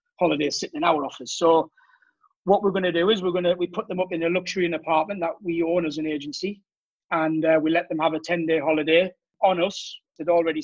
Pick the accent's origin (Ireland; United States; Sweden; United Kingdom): United Kingdom; Durham, North East England; accent: Geordie; moved away as an adult; now in Cannes, France; I'm originally from Durham, the north of England.